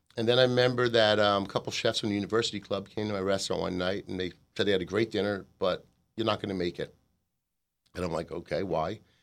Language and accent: English; United States; as an American